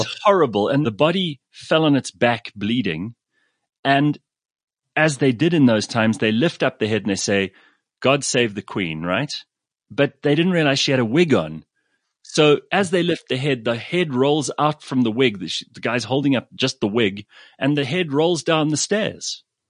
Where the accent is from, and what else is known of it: England, United Kingdom